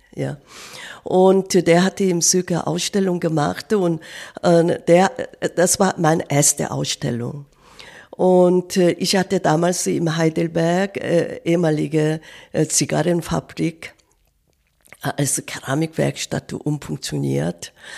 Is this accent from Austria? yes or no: no; South Korea; German is a second language; moved away; ich bin Kriegsjahr in Korea geboren.